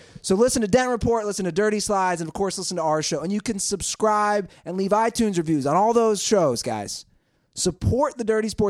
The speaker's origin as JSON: {"language": "English", "country": "Japan", "tie": "born there", "said": "My dad is in the armed forces and was born. I was born in Japan."}